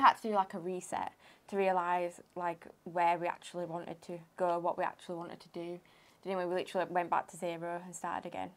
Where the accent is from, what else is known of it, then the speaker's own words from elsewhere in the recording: Huddersfield, Yorkshire and the Humber, United Kingdom; I'm from Huddersfield.